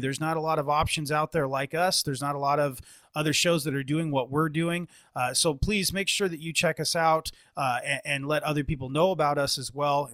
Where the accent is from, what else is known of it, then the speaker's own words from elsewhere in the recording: Bay Area, California, United States; I'm born and raised in the Bay Area